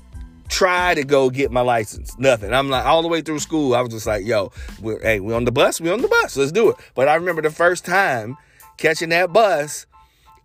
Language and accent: English; Cincinnati, Ohio, United States; growing up in Cincinnati